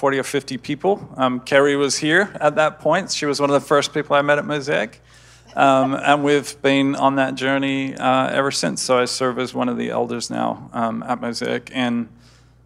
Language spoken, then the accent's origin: English; Australia; moved away as an adult; now in United States; Grew up in Australia and was in Australia till I was about 26 before I moved over here to the US